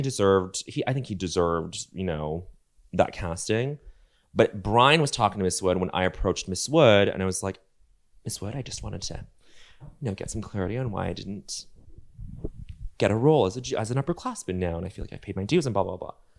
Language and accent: English; Denver, Colorado, United States; moved away; growing up in Denver